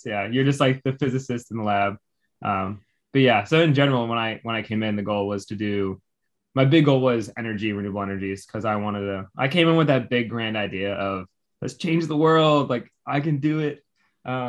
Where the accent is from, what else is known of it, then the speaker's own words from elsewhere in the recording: Evanston, Illinois, United States; moved away as an adult; also born or lived in Virginia; now in Houston, United States; I grew up in a suburb right north of Chicago called Evanston, right in Illinois